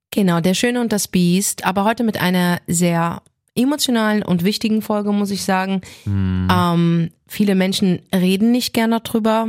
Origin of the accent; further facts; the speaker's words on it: Frankfurt, Hesse, Germany; ich bin in Bornheim geboren, in Frankfurt, also nicht Nordweststadt. Ich mhm. bin in der Nordweststadt aufgewachsen